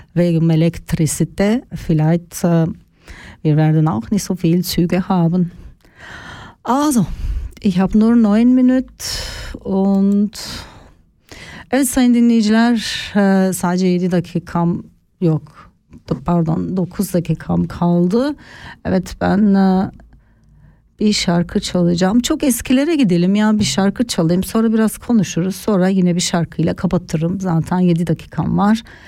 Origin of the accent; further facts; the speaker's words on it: Turkey; now in Switzerland; bizim ülkemiz e, Akdeniz bölgesi tarafında